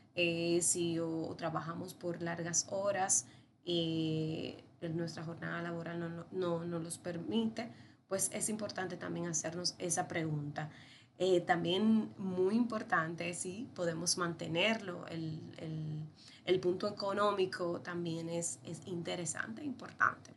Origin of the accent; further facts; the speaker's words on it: Dominican Republic; Soy médico veterinario de la República Dominicana